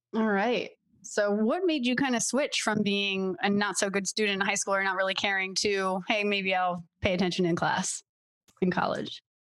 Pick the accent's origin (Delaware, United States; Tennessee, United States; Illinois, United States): Delaware, United States; I'm from Delaware